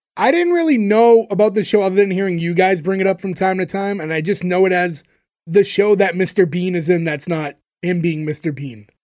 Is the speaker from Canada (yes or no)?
yes; Canada